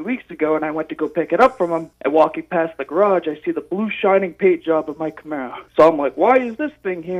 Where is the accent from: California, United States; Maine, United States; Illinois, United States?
Maine, United States; Arundel; I am from Arundel, Maine.